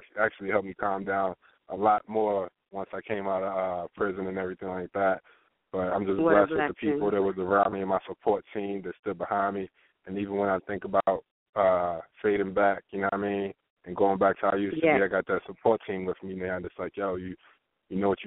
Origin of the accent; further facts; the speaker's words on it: Washington, District of Columbia, United States; Washington, D.C., my hometown.